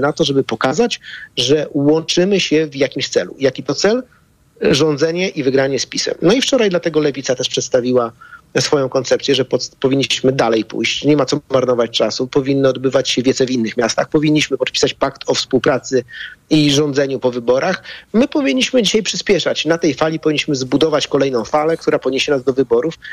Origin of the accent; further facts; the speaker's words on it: Bydgoszcz, Kuyavian-Pomeranian Voivodeship, Poland; w Bydgoszczy, skąd jestem